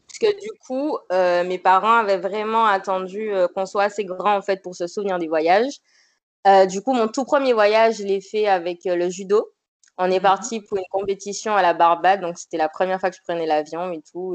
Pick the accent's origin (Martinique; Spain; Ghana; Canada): Martinique; je suis originaire de la Martinique